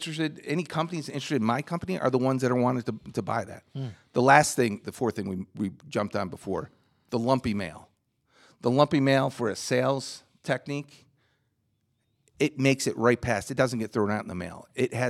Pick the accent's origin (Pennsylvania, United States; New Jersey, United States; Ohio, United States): New Jersey, United States; New Jersey.